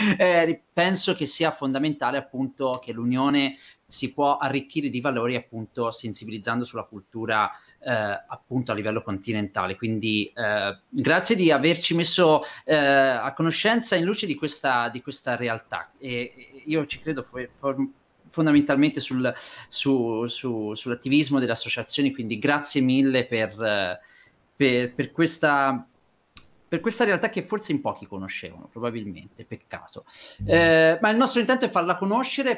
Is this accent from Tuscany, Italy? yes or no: yes; Pisa, Tuscany, Italy; sono pisano